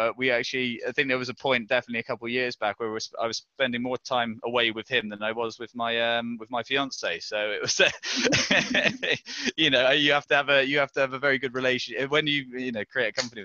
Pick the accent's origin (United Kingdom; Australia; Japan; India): United Kingdom; Devon, South West England; moved away as an adult; now in Wales, United Kingdom; I'm actually English, I'm an import. I came up from Devon for uni